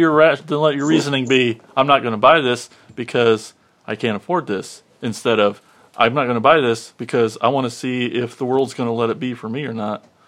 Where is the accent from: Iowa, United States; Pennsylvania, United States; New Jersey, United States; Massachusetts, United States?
Iowa, United States; I grew up in Watchier, Iowa, and it's known for one of the biggest flea markets known to man.